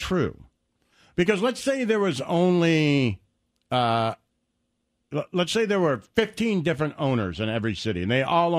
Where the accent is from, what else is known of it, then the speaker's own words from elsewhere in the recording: Detroit, Michigan, United States; When I was growing up in Detroit, when it was everybody having, there was like 5 rock stations and 4 country stations